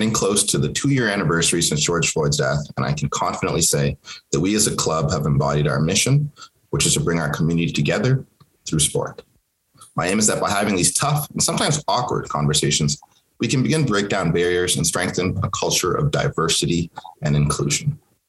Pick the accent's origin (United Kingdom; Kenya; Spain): Kenya; first language Swahili; English is a second language; now in Canada; that's the language that I grew up speaking in Kenya, obviously. And English was my third language after I learned Swahili, and then Arabic. And then when we came to Canada, eventually English.